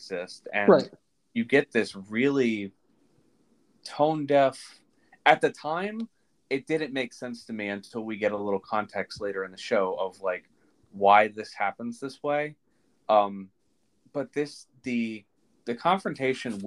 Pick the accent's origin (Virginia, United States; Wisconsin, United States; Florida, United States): Florida, United States; Tampa; we're both from Tampa